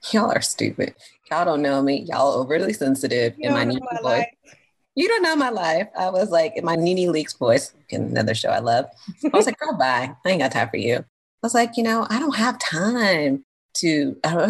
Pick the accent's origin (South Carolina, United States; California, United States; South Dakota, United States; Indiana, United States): California, United States; I'm from California